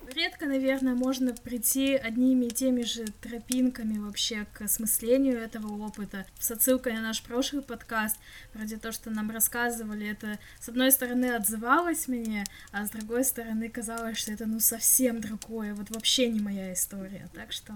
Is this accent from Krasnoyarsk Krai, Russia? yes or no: yes; Krasnoyarsk, Krasnoyarsk Krai, Russia; moved away; я когда поеду домой в Красноярск